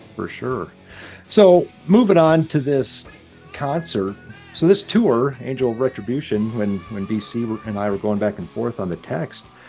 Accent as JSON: {"language": "English", "region": "Nebraska", "country": "United States", "said": "we're all from Nebraska"}